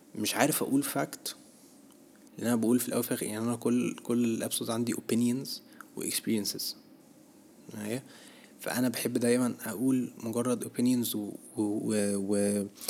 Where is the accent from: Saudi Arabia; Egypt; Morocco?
Egypt; احنا كشعب مصري